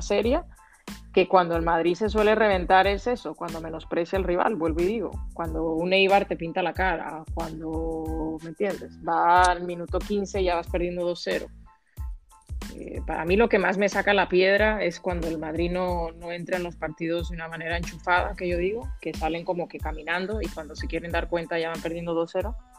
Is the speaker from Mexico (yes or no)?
no; Dominican Republic; soy dominicana